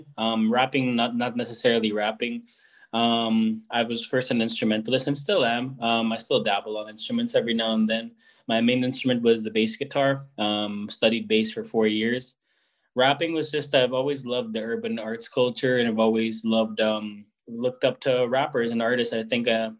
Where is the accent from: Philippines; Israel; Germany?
Philippines; Baguio, Cordillera Administrative Region; moved away as an adult; now in Calgary, Canada; I was born and raised in Baguio City in the Philippines